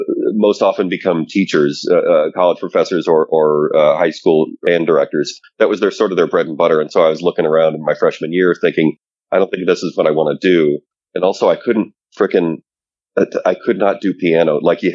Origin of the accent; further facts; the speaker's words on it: suburbs of Detroit, Michigan, United States; I grew up in the Midwest, suburbs of Detroit.